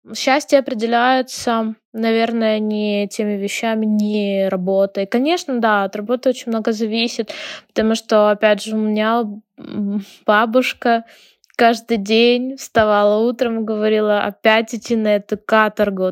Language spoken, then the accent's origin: Russian; Ukraine; also born or lived in Lviv; Я из Украины, живу в городе Львове